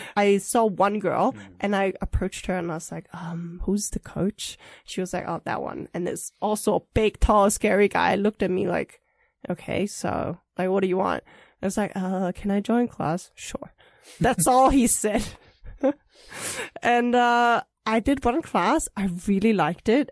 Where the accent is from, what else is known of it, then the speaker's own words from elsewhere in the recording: Germany; moved away as an adult; also born or lived in Taipei, Taiwan; now in Taiwan; I was born in Taiwan, but I grew up in Germany, and I stayed there until uh, after uni graduation